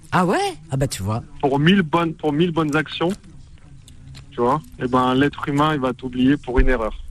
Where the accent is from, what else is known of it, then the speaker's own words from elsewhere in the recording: Île-de-France, France; et en plus, je suis du Val d'Oise et non de l'Oise.